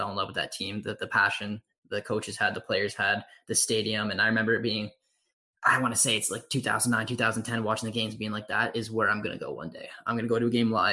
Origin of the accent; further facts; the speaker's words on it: Canada; I grew up in Canada